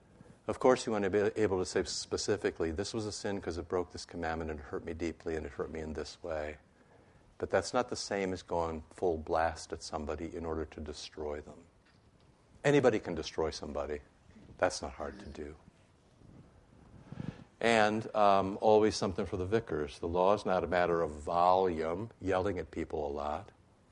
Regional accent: Iowa, United States; I grew up in Iowa

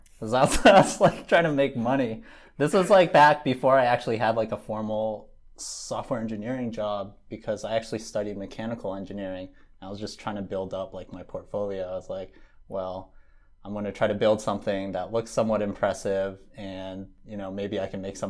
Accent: San Diego, California, United States; moved away as an adult; also born or lived in Bay Area; I'm from San Diego. I came up into the Bay Area for college at Berkeley

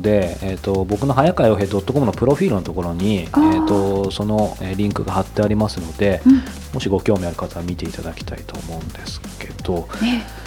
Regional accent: Yokohama, Kanagawa, Japan; 僕地元横浜

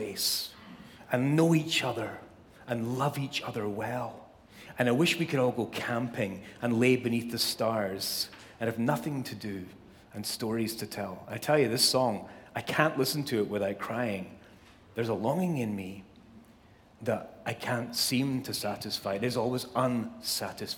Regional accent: Scotland, United Kingdom; now in Southern California, United States; I was born and raised in Scotland, as most of you know, the best place on earth.

